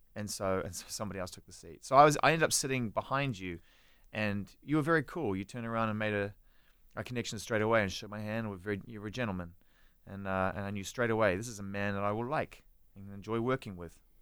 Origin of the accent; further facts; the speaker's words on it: New Zealand; moved away as an adult; also born or lived in United Kingdom; I was from New Zealand